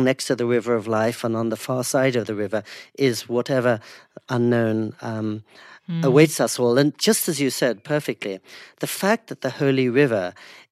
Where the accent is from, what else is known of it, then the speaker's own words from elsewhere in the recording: India; I'm Indian